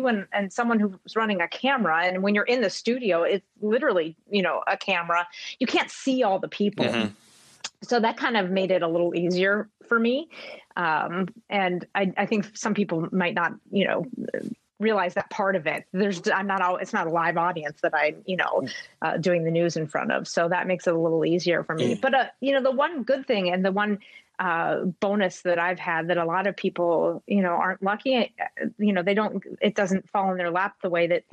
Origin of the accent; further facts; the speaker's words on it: WKBN's area, Ohio, United States; moved away as an adult; now in Minnesota, United States; my hometown, and I guess I just thought I would grow up and live there forever